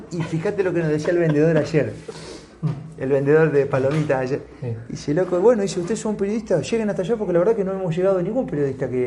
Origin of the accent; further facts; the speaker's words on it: Santa Fe, Argentina; la noticia que nos llega a nosotros que somos de Santa Fe, y me imagino otras provincias también